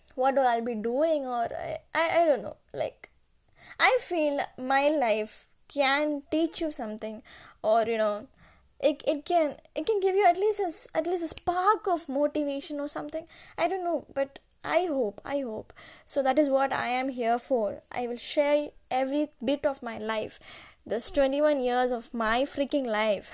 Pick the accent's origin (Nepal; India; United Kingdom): India; Kottayam, Kerala; English is a second language; also born or lived in Chennai, Tamil Nadu; now in Bangalore, India; I was born in Chennai and I was brought up in Kerala, Kerala, Kottayam.